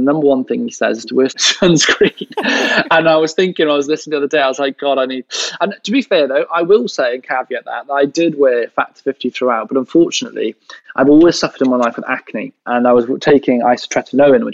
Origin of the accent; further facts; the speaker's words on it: Welsh, Wales, United Kingdom; we are all Welsh.